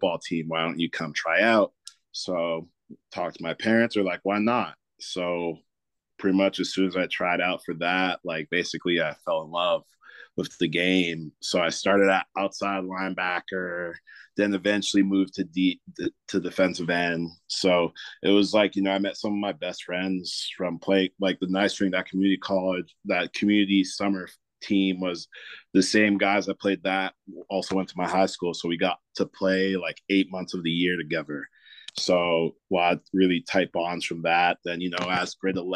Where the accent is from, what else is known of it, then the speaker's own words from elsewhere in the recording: Toronto, Ontario, Canada; I was born and raised in Toronto